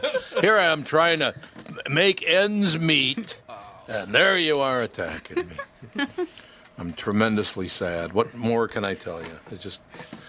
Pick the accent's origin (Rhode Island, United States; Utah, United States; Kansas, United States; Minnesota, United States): Minnesota, United States; I was born in Minnesota, raised in Minnesota, and I have never owned a winter coat.